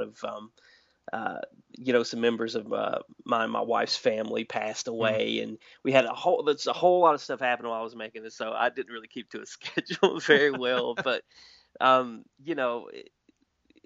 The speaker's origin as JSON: {"language": "English", "area": "Wise County", "region": "Southwest Virginia", "country": "United States", "tie": "born or raised there", "moved": "yes", "said": "It's in like Southwest Virginia. It's literally my hometown. It's where I live now, and I grew up here"}